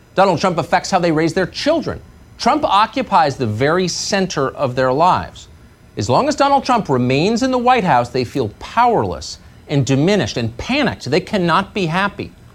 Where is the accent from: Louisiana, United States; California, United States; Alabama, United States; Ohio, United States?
Ohio, United States; Strongsville; I grew up in Strongs, Ohio, only child.